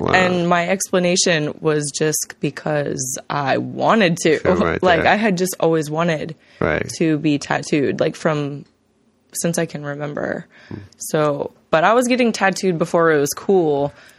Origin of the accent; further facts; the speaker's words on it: Texas, United States; I'm from Texas.